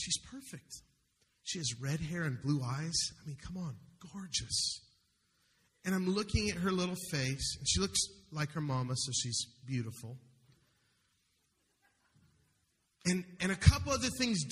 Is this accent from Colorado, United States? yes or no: yes; Denver, Colorado, United States; I'm the one from Denver